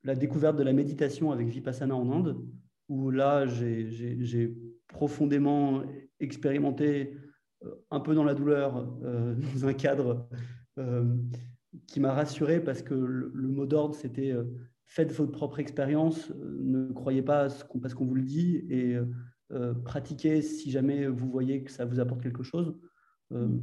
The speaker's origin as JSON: {"language": "French", "town": "Paris", "region": "Île-de-France", "country": "France", "also_born_or_lived": "Argentina", "said": "je suis parisien au départ"}